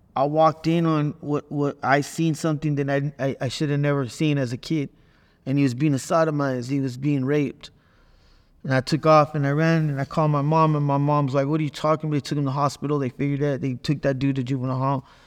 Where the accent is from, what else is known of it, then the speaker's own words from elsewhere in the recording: Watsonville, California, United States; moved away as an adult; now in Arizona, United States; I'm from Watsonville, California